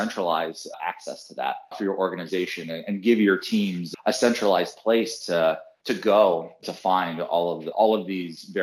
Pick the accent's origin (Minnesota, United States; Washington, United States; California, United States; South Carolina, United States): California, United States; San Francisco Bay Area; now in New York, United States; I grew up in the San Francisco Bay Area